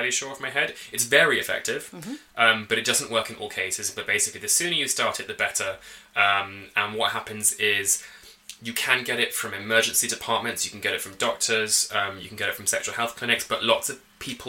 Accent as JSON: {"language": "English", "region": "England", "country": "United Kingdom", "also_born_or_lived": "New York / Washington, District of Columbia, United States", "moved": "as an adult", "lives_now": "Canada", "said": "I'm from England and I have lived in the States for part of my PhD. I lived in New York for a bit and DC for a bit as well. And now I live here."}